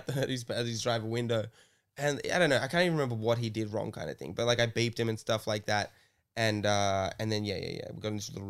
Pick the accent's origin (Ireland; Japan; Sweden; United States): Ireland; I could have yelled, I'm from Ireland.